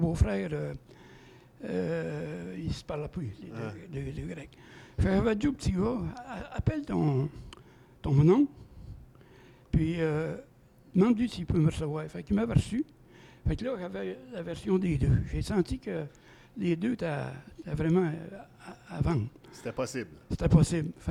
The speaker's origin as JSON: {"language": "French", "town": "Saint-Félix", "region": "Quebec", "country": "Canada", "tie": "born or raised there", "said": "moi j'ai toujours été de Saint-Félix, je suis venu au monde de Saint-Félix."}